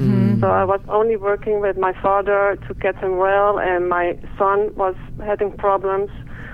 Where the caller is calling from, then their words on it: Netherlands; English is a second language; I'm calling from the Netherlands, so I'm sorry for my English.